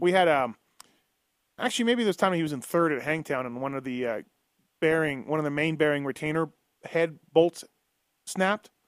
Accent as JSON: {"language": "English", "country": "Canada", "moved": "yes", "lives_now": "United States", "said": "I'm Canadian"}